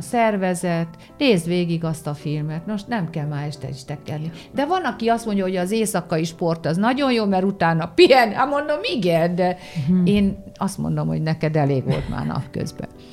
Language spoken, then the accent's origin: Hungarian; Debrecen, Hajdú-Bihar, Hungary; moved away; Debrecenben, meg én ott is születtem, úgyhogy én Debrecenben mindig hazamegyek